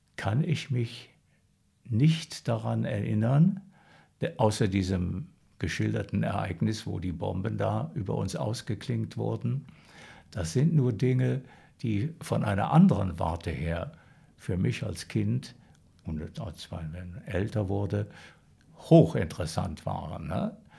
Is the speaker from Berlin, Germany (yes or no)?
no; Sauerland, North Rhine-Westphalia, Germany; also born or lived in Münster / Heiligenstadt, Thuringia; sind wir dann von Heiligenstadt da ins Sauerland gekommen.